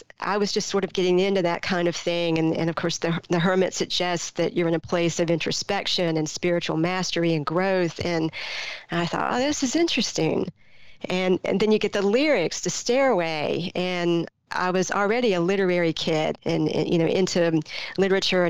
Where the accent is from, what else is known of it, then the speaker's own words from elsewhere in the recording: Greenville, North Carolina, United States; a 15-year-old kid growing up in Greenville, North Carolina in the mid-80s